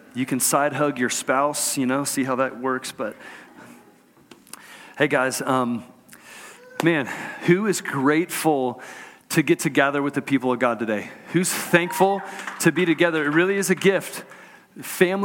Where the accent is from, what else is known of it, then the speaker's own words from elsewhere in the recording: Houston, Texas, United States; I grew up in Houston, Texas.